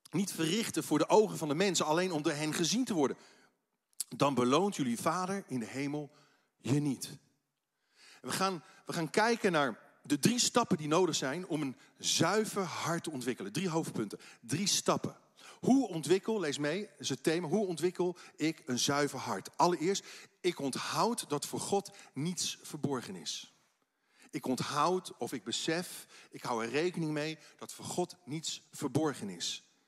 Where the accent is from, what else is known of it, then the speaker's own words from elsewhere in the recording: Netherlands; Als Nederlanders